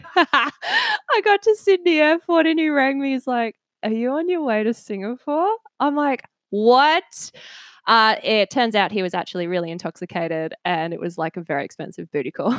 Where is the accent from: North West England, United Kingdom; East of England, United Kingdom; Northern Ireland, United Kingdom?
East of England, United Kingdom; a village outside Cambridge; I was born in England, um, and I grew up in just a little village outside of Cambridge